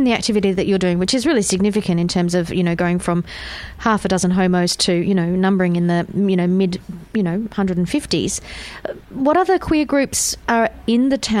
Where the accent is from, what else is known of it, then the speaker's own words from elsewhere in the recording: Perth, Western Australia, Australia; moved away; Perth, and you know that's it's my hometown.